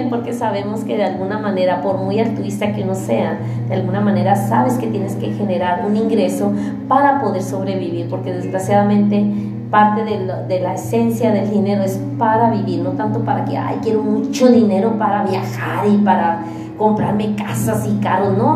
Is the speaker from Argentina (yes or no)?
no; Baja California, Mexico; now in Monterrey, Mexico; yo vengo de Baja California